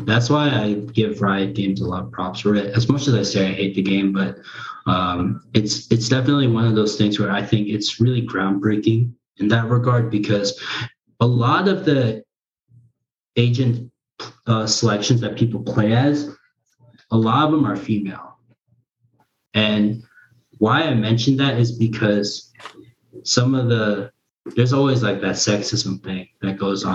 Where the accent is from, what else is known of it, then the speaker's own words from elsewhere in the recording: United States; first language Korean; English is a second language; I thought I was born in Korea up until then, but then come to find out I was born in the U.S.